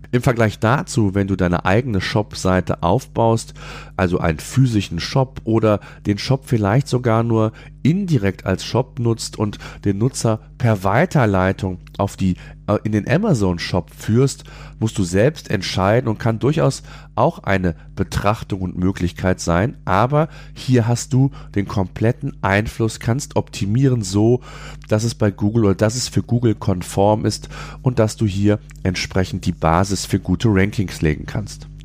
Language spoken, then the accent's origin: German; Germany; hier bei uns in Deutschland